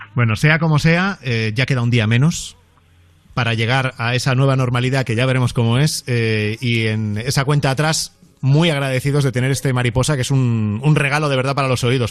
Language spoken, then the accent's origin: Spanish; Spain; Soy español